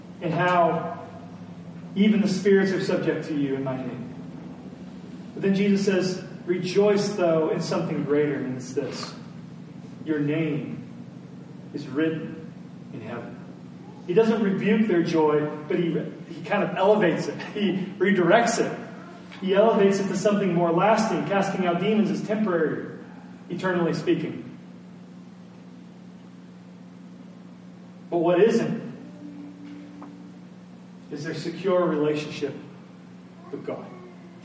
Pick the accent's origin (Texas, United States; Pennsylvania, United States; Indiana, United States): Indiana, United States; our little subdivision that we grew up in Indiana